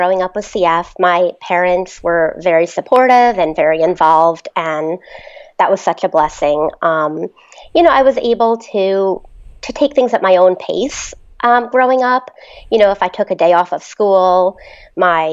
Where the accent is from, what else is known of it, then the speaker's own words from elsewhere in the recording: Mendham, New Jersey, United States; I'm from Mendham, New Jersey.